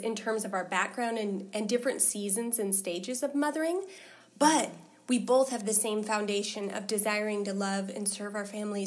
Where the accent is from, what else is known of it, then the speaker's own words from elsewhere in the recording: Portland, Oregon, United States; moved away as an adult; now in Alaska, United States; I grew up actually in the Pacific Northwest around the Portland area